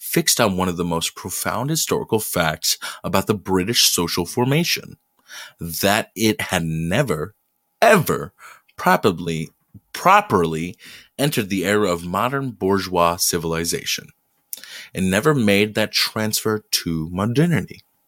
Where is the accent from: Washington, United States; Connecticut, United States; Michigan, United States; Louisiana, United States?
Michigan, United States; Detroit; I'm from Detroit